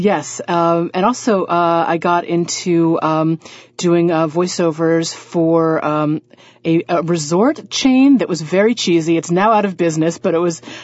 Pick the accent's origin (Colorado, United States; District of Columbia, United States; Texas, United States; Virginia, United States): District of Columbia, United States; Washington; moved away as an adult; now in New York, United States; I studied voice at the Kennedy Center in Washington, D.C., which is my hometown.